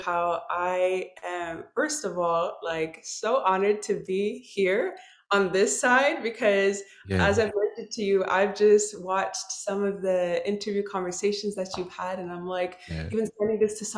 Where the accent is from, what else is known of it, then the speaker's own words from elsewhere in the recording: Montreal, Quebec, Canada; also born or lived in Dallas, Texas; I was born and raised in Montreal, Quebec. So I'm Canadian.